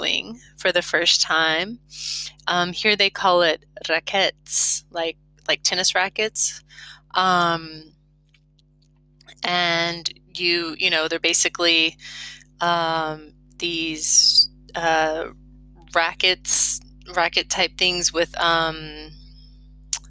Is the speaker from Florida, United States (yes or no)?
yes; Florida, United States; moved away as an adult; now in Lozère, France; because I'm from Florida.